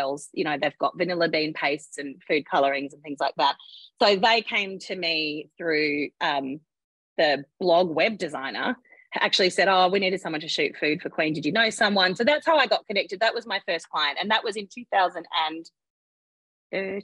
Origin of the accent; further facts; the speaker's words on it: Western Australia, Australia; moved away as an adult; also born or lived in Perth; now in Sydney, Australia; I'm from West Australia.